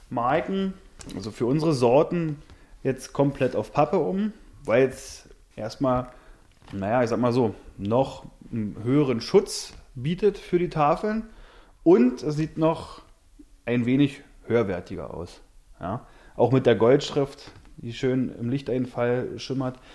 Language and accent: German; Germany; Und da haben wir uns gefreut, überhaupt als Deutsche dann auch von einer Schweizerin angerufen werden